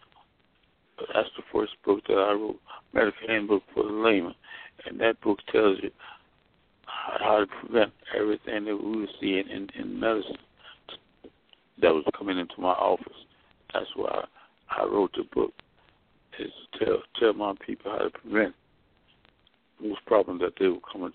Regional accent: Mississippi, United States; moved away as an adult; also born or lived in Alabama / Nashville, Tennessee / Washington, D.C. / Daytona Beach, Florida; I'm from Mississippi, where I graduated from high school in 1946

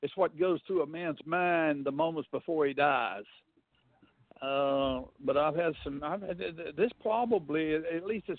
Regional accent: North Alabama, United States; moved away as an adult; also born or lived in London; now in Merritt Island, United States; when I was a kid growing up in North Alabama many, many years ago

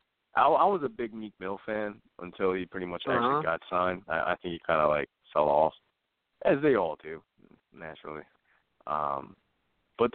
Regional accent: Philadelphia, Pennsylvania, United States; I'm from Philly

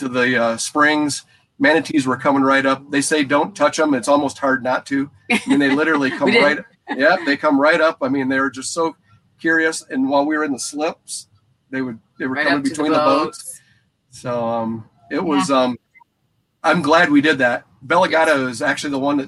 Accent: United States; we're being from Lake Michigan

